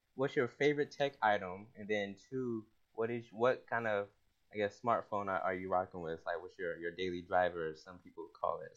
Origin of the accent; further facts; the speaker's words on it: Atlanta, Georgia, United States; moved away as an adult; also born or lived in Tennessee / North Carolina; now in Washington, D.C., United States; I'm uh, originally from Atlanta, the ATL.